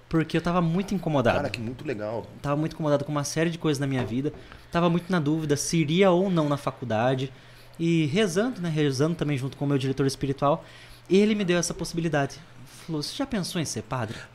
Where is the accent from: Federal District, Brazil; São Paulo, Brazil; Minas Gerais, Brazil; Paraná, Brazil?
São Paulo, Brazil; Piracicaba; É, não, sou de Piracicaba, né, sou